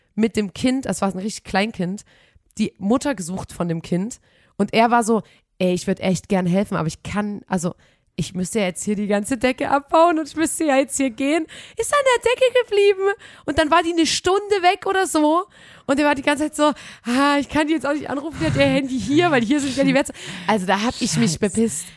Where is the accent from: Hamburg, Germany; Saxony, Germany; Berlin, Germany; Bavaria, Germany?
Saxony, Germany; wir kommen aus Sachsen